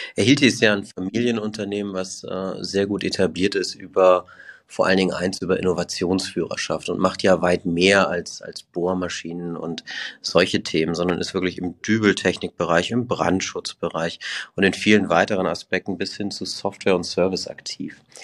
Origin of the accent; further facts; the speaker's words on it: Hamburg, Germany; moved away as an adult; also born or lived in Toulouse / Broughton / Switzerland / Liechtenstein; ich komme ursprünglich aus Hamburg, bin da echt schön aufgewachsen